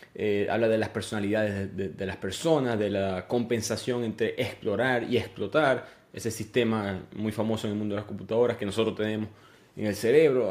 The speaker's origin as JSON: {"language": "Spanish", "town": "Maracaibo", "region": "Zulia", "country": "Venezuela", "tie": "born or raised there", "said": "una carretera de Maracaibo, donde yo nací"}